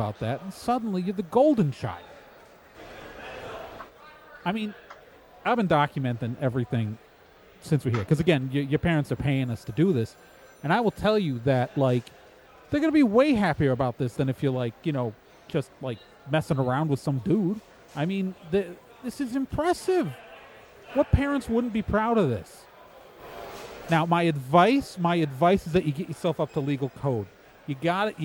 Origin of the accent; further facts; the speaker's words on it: New Jersey, United States; I'm from New Jersey.